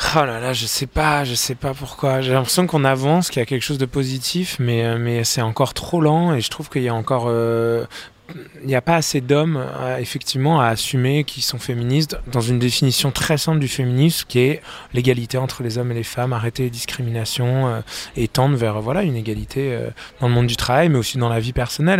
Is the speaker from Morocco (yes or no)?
no; France; je suis français